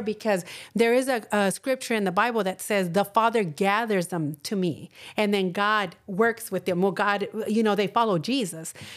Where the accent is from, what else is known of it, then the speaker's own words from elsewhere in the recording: Texas, United States; I'm from Texas and a lot of people from there are Catholics